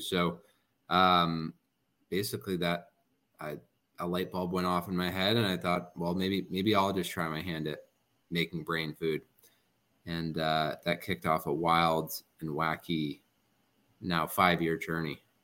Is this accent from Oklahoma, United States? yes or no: no; New Jersey, United States; I'm also from New Jersey